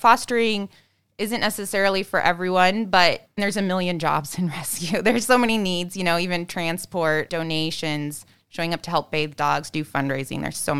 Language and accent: English; Nebraska, United States; now in Chicago, United States; I grew up in Nebraska, but yes, but dogs was as exotic as we got at the house.